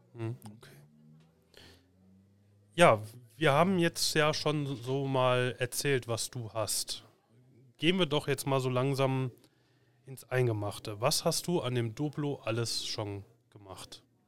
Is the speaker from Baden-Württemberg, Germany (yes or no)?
no; Cologne, North Rhine-Westphalia, Germany; wir haben hier bei uns im, im Kölner Raum, wo ich herkomme